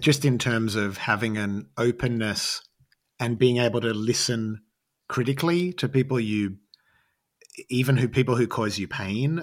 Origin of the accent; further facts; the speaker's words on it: Australia; growing up as an Australian artist